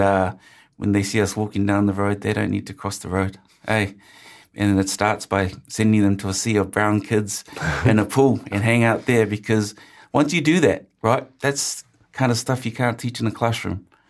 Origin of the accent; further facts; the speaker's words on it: Auckland, New Zealand; I grew up in Ortara and my favorite show was country calendar